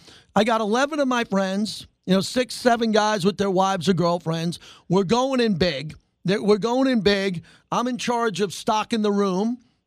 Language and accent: English; New York, United States; now in Las Vegas, United States; I grew up in New York, and I grew up as a lunatic sports fan.